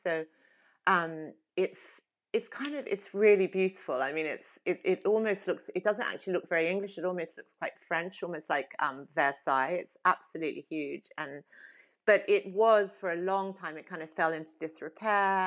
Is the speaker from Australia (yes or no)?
yes; Sydney, New South Wales, Australia; I grew up in Sydney.